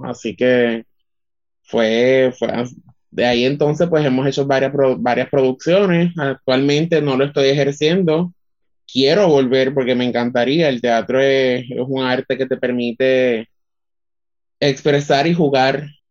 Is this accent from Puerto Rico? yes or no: yes; Utuado, Puerto Rico; soy orgullosamente del pueblo de Utuado